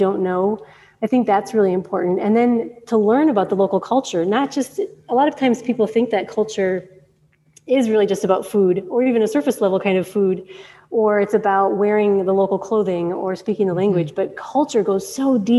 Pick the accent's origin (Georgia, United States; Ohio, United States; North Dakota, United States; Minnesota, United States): Minnesota, United States; Minneapolis; moved away as an adult; also born or lived in Somaliland; now in Djibouti; I'm from Minneapolis. And so I moved from the suburbs of Minnesota to Somaliland